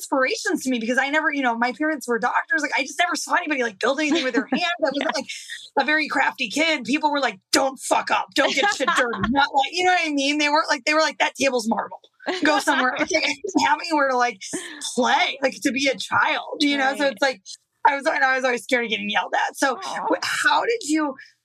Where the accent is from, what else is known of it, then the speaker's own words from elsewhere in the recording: Midwest, United States; I grew up in the Midwest